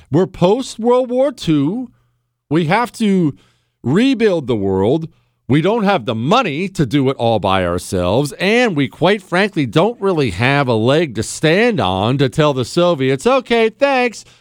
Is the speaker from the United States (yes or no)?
yes; United States; I'm an American